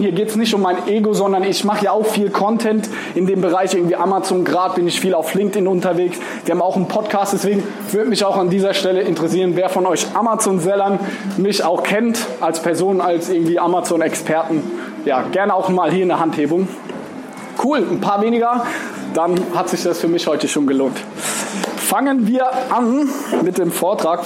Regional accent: Mannheim, Baden-Württemberg, Germany; Ich komme aus Mannheim. Mannheim ist so eine Stunde anderthalb von hier

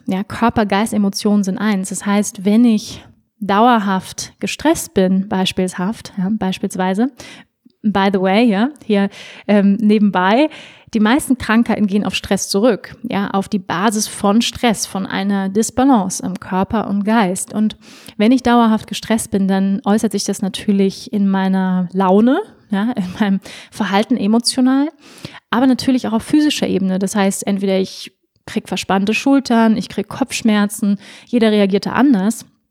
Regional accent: Schleswig-Holstein, Germany; also born or lived in Hamburg; ich bin in Hamburg geboren. Wir sind dann aufs Land gezogen nach Schleswig-Holstein

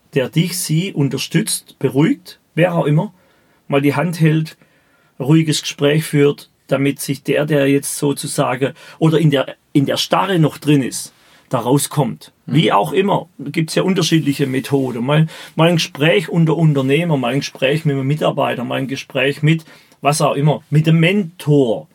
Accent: Baden-Württemberg, Germany; Ich spreche mein Dialekt und da stehe ich dazu

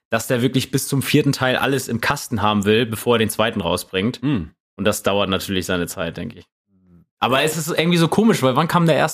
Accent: Neumünster, Schleswig-Holstein, Germany; born or raised there

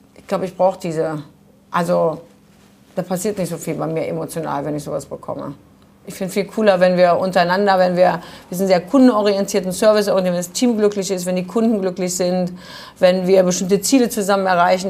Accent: Düsseldorf, North Rhine-Westphalia, Germany; Ich bin in Düsseldorf geboren

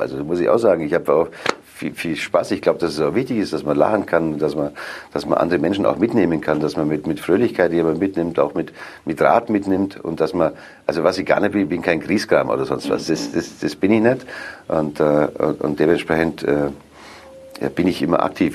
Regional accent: Augsburg, Bavaria, Germany; moved away as an adult; now in Cologne, Germany; Das ist meine Heimatstadt.

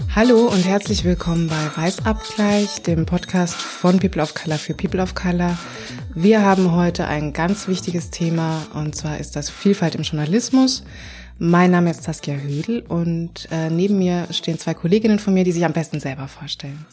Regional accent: Vienna, Austria; moved away as an adult; now in Berlin, Germany; ich komm ursprünglich aus Wien

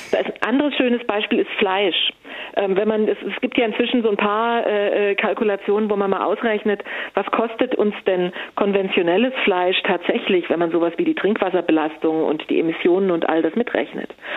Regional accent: Stuttgart, Baden-Württemberg, Germany; moved away; ich komme aus Stuttgart ursprünglich

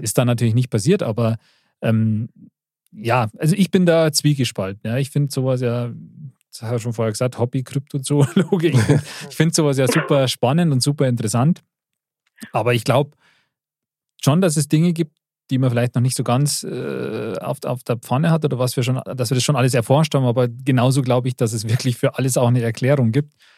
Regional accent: Bavaria, Germany; als Bayer

